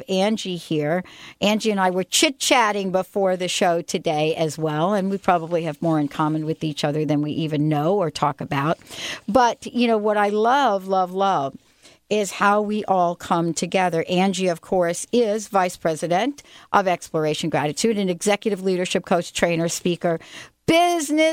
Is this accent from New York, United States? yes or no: no; New Jersey, United States; moved away; my home state, the state of New Jersey